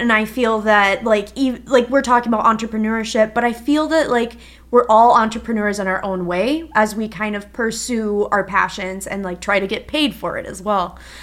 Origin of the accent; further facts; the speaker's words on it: Minnesota, United States; moved away as an adult; also born or lived in Wisconsin; so I'm from Minnesota originally